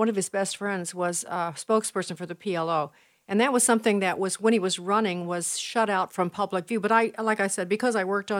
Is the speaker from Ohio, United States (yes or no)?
no; Chicago, Illinois, United States; I was from Chicago